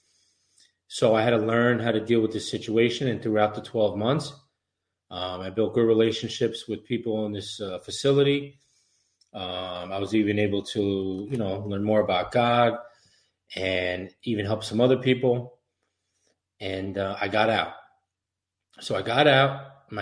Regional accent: Suffolk County, New York, United States; Growing up in Suffolk County, good family, good neighborhood

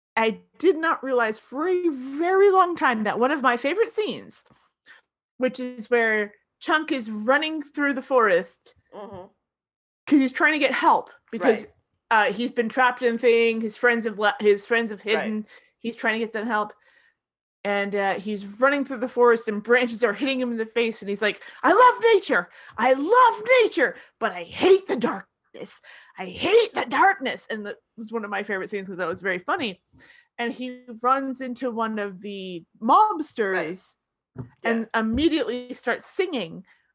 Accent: Florida, United States; I'm from Florida.

